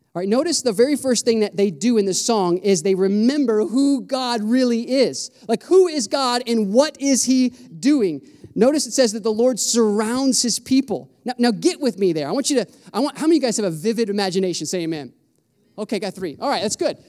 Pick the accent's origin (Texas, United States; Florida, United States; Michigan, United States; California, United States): Florida, United States; I'm from Florida